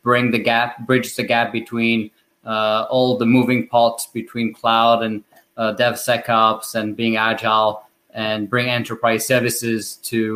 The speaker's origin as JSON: {"language": "English", "country": "France", "accent": "French", "second_language": "English", "moved": "as an adult", "lives_now": "United States", "said": "with my French accent that I was not born in the US and I moved here 10 years ago"}